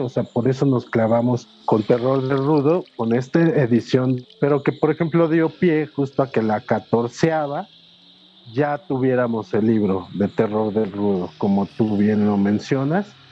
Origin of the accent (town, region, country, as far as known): Mexico